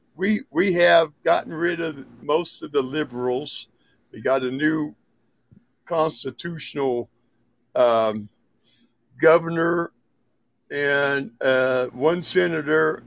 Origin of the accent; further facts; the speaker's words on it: Indiana, United States; moved away as an adult; also born or lived in Fort Gordon, Georgia; now in Montana, United States; I was born in Georgia, born in Fort Gordon, Georgia home of the 82nd Airborne's original household. And I moved to Indiana, was raised in Indiana with, when I was a little kid